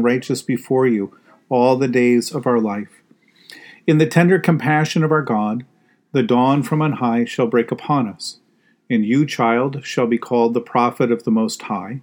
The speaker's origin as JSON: {"language": "English", "country": "United States", "said": "As Christians, even as American Christians"}